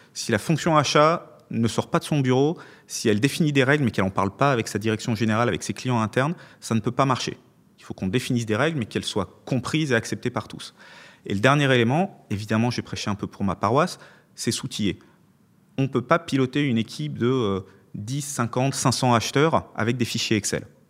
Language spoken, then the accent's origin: French; Lyon, Auvergne-Rhône-Alpes, France; je suis lyonnais après tout